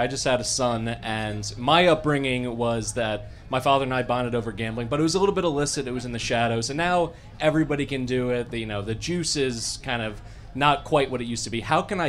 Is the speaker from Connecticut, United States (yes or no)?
yes; Darien, Connecticut, United States; from Darien, Connecticut.